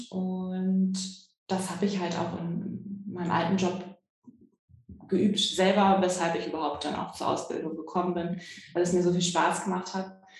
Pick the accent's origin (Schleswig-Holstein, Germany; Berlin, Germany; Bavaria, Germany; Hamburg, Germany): Hamburg, Germany; ich komme aus Hamburg, äh, versuche den Akzent so niedrig wie möglich zu halten, deutlich zu sprechen.